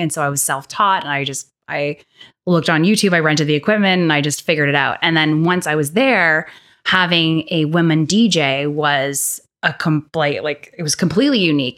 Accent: Winnipeg, Manitoba, Canada; growing up in the North End

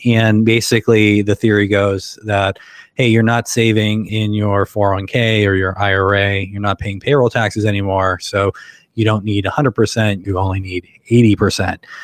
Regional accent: Western Pennsylvania, United States; moved away as an adult; now in Akron, United States; I grew up in Western Pennsylvania and came out here for grad school, you know, more than 20 years ago and been here ever since

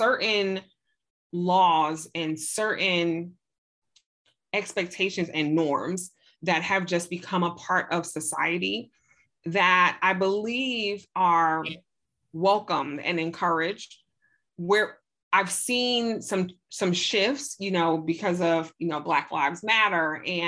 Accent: New York City, New York, United States; I'm from Brooklyn, New York. And in the 80s, Brooklyn, New York, it was a huge crack epidemic. And the people in my community, they were Black and brown

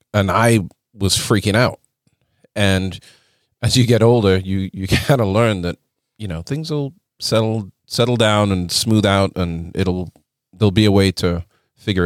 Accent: Leeds, Yorkshire and the Humber, United Kingdom; moved away as an adult; also born or lived in London; I'm from Leeds

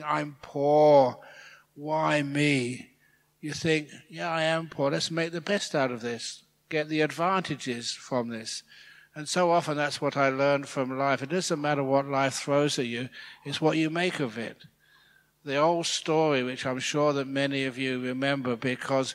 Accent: England, United Kingdom; also born or lived in Thailand; now in Australia; I'm English. That's where I was born.

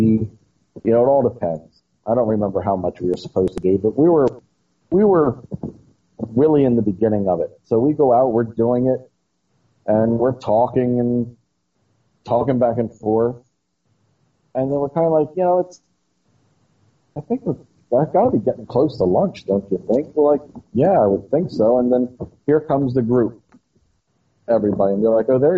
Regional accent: Newark, Delaware, United States; I'm from Newark, Delaware.

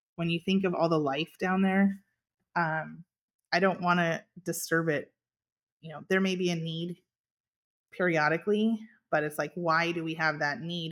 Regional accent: California, United States; I was born and raised here on our farm, we had dairy, beef, and almonds

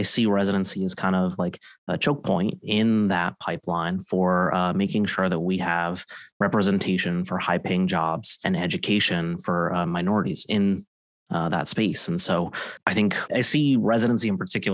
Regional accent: Connecticut, United States; moved away as an adult; now in Boston, United States; I'm from the Connecticut area, moved to Boston to do my training

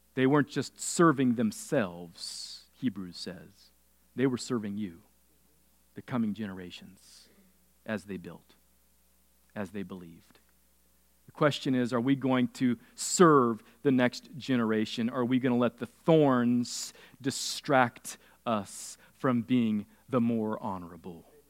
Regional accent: California, United States; I grew up in California

